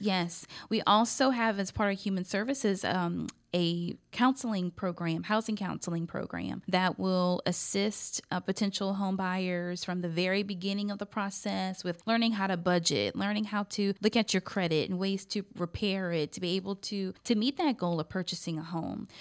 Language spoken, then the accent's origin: English; Scott, Louisiana, United States; also born or lived in Arkansas; now in Lafayette, United States; I grew up in Scott. That's considered out in the, the parish. That's municipality, part of Lafayette Parish